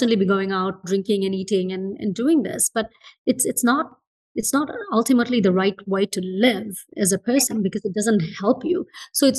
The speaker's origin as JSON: {"language": "English", "country": "Fiji", "tie": "born or raised there", "moved": "yes", "said": "I was born in Fiji and I grew up in Fiji"}